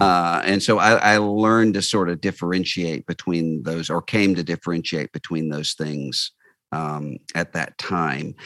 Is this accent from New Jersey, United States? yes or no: no; Biloxi, Mississippi, United States; I grew up in Biloxi, Mississippi, uh, just over the state line from New Orleans